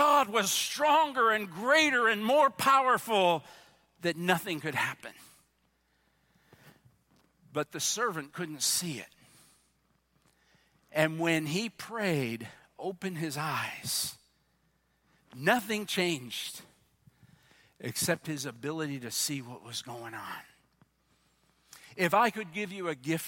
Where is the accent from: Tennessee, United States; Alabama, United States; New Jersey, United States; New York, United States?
New Jersey, United States; I'm from New Jersey